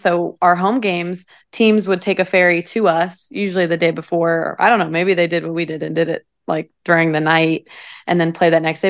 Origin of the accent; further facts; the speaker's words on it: Troy, Ohio, United States; moved away as an adult; now in Louisville, United States; I'm from a small town in Ohio called Troy.